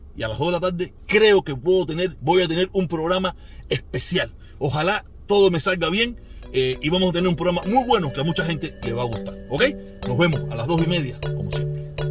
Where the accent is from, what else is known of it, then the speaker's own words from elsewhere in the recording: Cuba; yo soy el protestón cubano